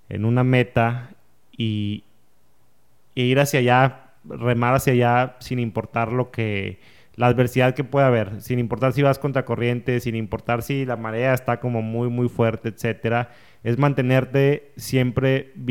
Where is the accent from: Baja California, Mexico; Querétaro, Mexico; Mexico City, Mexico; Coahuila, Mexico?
Coahuila, Mexico; Saltillo; born there; now in Monterrey, Mexico; em, yo nací en Saltillo. Em, hace 30 años, tengo 30 años, ya tengo acá en Monterrey como 13 años más o menos, antes de vivir, antes viví en otras ciudades y demás.